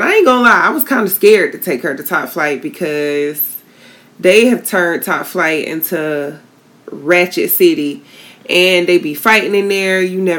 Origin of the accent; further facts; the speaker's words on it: Tallahassee, Florida, United States; moved away; We were in my hometown of Tallahassee